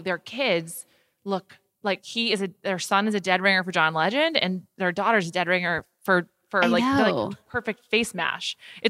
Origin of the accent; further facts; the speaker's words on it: New York, United States; I'm from New York, so I have like a very bad sense of Southern geography.